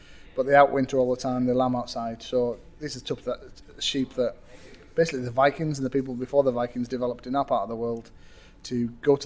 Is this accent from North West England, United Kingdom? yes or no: yes; Matterdale, Cumbria, North West England, United Kingdom; accent: northern; it's my northern accent